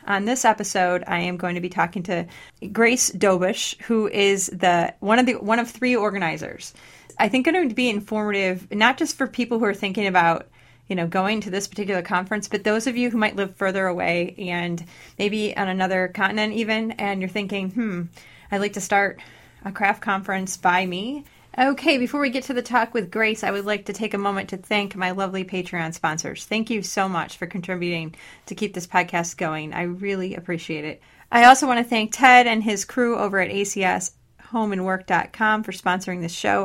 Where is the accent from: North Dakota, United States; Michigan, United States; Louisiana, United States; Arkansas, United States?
Michigan, United States; Detroit; I was born in Detroit